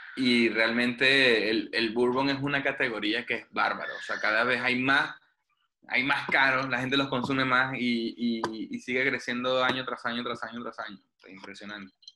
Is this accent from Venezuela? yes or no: yes; Venezuela; moved away; crecí en Venezuela